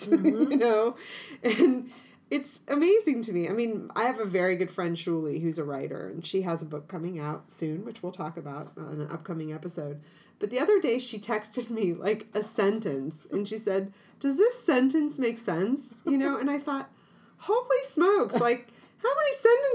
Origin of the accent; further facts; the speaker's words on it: Ohio, United States; accent: hillbilly Ohio; my hillbilly Ohio accent.